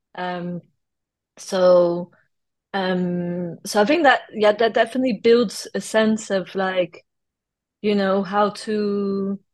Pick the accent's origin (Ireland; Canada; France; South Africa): France; accent: French; first language French; English is a second language; also born or lived in London / United States; now in United Kingdom; I grew up actually I was born in London and then I was in kindergarten in the US until I was 6 years old. And then my parents moved uh, back to France. They're both French. And uh, I grew up in France until I moved to the UK